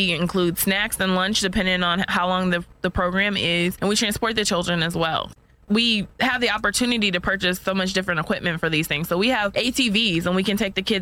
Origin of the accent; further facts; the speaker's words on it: Colorado Springs, Colorado, United States; now in Texas, United States; I didn't grow up here in Texas, but I grew up in Colorado Springs, which Fort Carson is right there